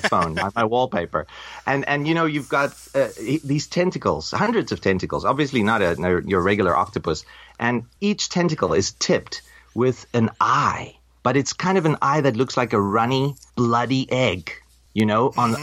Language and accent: English; South Africa; now in Taipei, Taiwan; I'm from South Africa. I was born a South African, and I'm an expat now living in Taipei